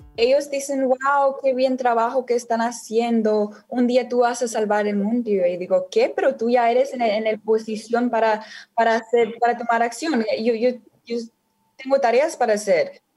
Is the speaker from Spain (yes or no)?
no; United States; Yo nací en los Estados Unidos